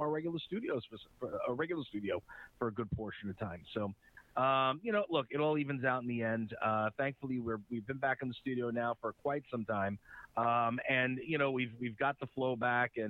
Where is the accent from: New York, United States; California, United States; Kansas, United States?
New York, United States; Uniondale; accent: Long Island; I'm a Long Island guy. I've been here, born and raised, 46 years old. I grew up in Uniondale, here